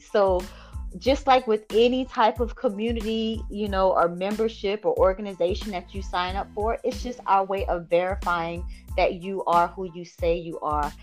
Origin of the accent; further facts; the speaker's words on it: Bamberg, South Carolina, United States; now in Georgia, United States; I am originally from South Carolina. I'm currently living in Georgia